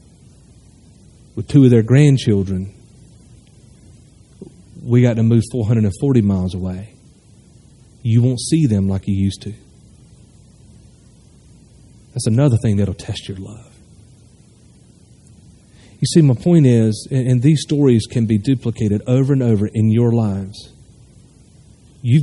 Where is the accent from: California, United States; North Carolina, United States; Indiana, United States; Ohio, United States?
North Carolina, United States; moved away as an adult; also born or lived in Nashville, Tennessee; now in Hilliard, United States; Moved back to North Carolina, 20 minutes from my hometown where I was born and raised